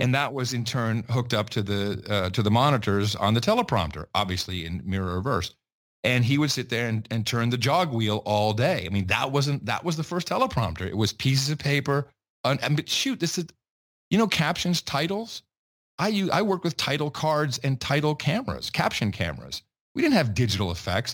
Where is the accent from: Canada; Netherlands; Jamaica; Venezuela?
Netherlands; Amsterdam, North Holland; also born or lived in West Virginia; I grew up in Amsterdam